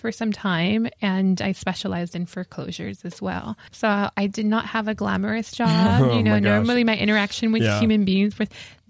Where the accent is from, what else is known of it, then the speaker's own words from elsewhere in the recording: Los Angeles, California, United States; So we're both Angelenos, born and raised in Los Angeles.